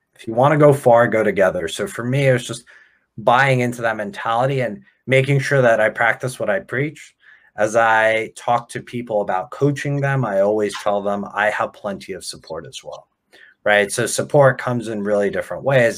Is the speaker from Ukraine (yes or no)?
yes; Ukraine; now in United States; I was born in Ukraine